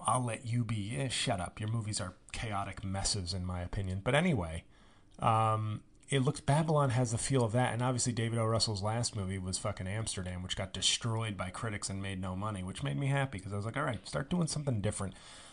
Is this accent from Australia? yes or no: yes; Australia; I'm Australian, but I'm doing a generic, you know, I'm hanging on a stoop in 1950s Brooklyn.